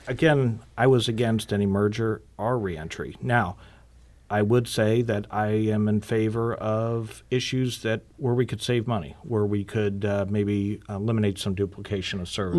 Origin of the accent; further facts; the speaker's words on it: Normandy, Missouri, United States; I was born and raised in Normandy. Missouri